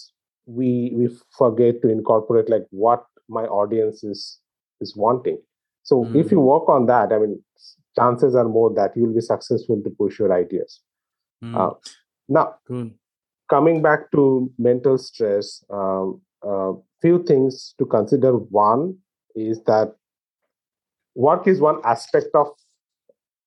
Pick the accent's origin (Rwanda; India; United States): India; growing up in India